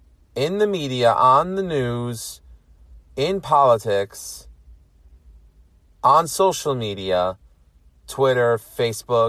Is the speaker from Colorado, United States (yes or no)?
no; New York City, New York, United States; now in Long Island, United States; I was born and raised in New York City